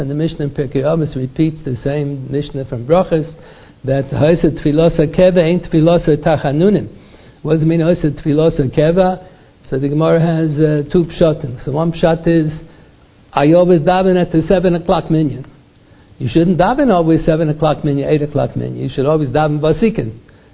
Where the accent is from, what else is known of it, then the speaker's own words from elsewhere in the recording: United States; first language English; Our mother tongue is not Hebrew. We talk English. I was born in America